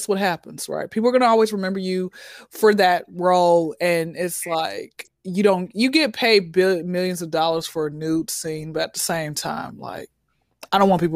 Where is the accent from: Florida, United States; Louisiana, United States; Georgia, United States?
Georgia, United States; Atlanta; I'm born and raised in Atlanta